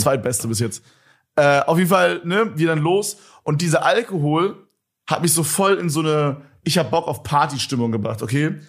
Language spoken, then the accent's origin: German; Berlin, Germany; als Berliner